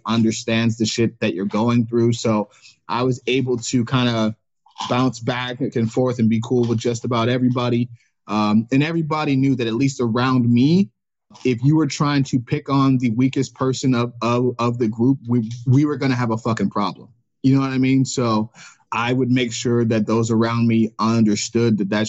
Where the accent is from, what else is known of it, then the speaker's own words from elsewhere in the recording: Cleveland, Ohio, United States; growing up in Cleveland